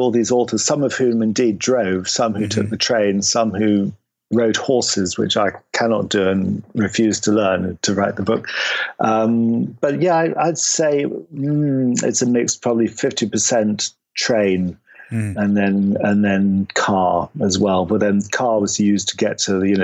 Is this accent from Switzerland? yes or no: no; Kent and Sussex, South East England, United Kingdom; moved away as an adult; now in London, United Kingdom; I grew up in Kent and Sussex, south of London